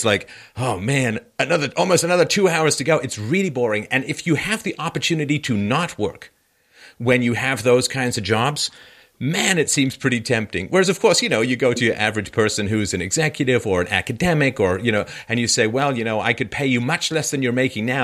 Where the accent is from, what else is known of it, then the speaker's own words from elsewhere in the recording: London, United Kingdom; I grew up in London. I was born in 66.